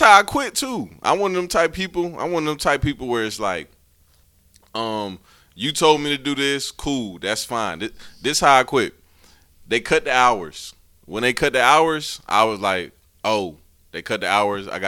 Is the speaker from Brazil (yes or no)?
no; United States; people from Columbia County because that's where I'm from